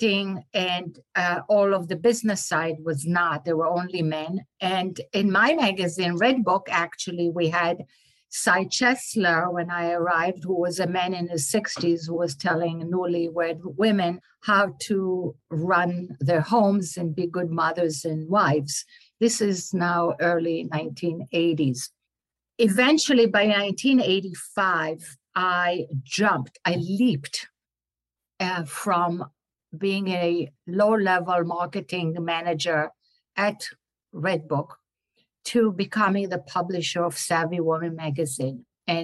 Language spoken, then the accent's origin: English; Israel; English is a second language; moved away as an adult; also born or lived in Florida; now in New York, United States; I was born and raised in Israel